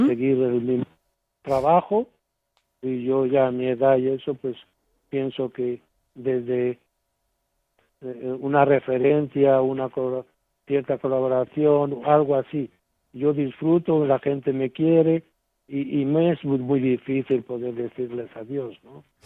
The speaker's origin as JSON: {"language": "Spanish", "country": "Spain", "tie": "born or raised there", "moved": "as an adult", "lives_now": "Zimbabwe", "said": "el día de mi despedida en mi pueblo y ante la Virgen de lo Alto, la patrona del pueblo, ¿no? El cariño que le teníamos porque había sido desde monaguillo hasta ahora sacerdote"}